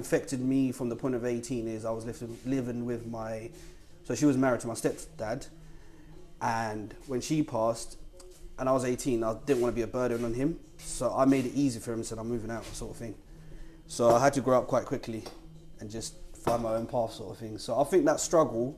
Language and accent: English; Zimbabwe; moved away; also born or lived in Victoria Falls, Zimbabwe; I'm originally from Zimbabwe